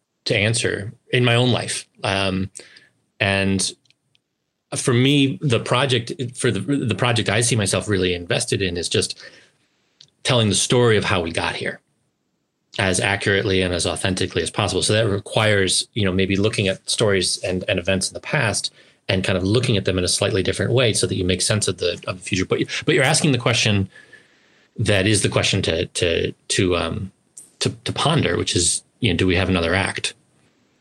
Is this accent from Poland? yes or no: no; United States; as an American who can remember the 1990s